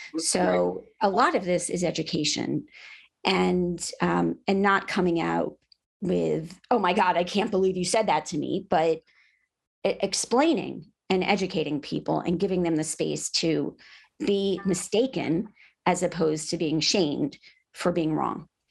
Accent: South Florida, United States; moved away as an adult; now in Georgia, United States; I was from South Florida

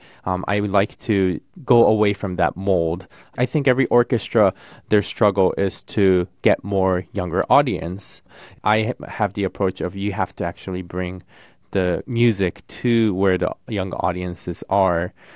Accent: Tokyo, Japan; now in United States; I come from Tokyo. I was born and raised in Tokyo

